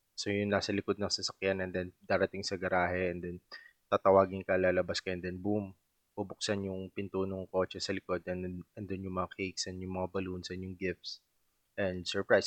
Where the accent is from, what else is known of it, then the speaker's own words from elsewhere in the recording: Subic, Central Luzon, Philippines; also born or lived in Olongapo City; taga-Subic ako and then nag-aral ako sa Olongapo City na 30 minutes drive lang